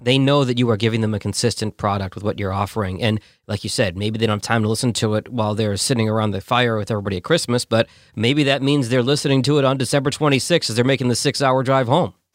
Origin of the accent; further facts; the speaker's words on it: Boston, Massachusetts, United States; I grew up in Boston